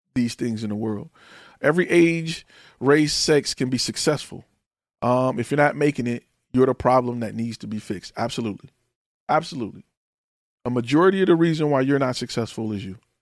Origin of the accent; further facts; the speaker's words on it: Detroit, Michigan, United States; moved away; I am from Detroit, Michigan, Detroit Public Schools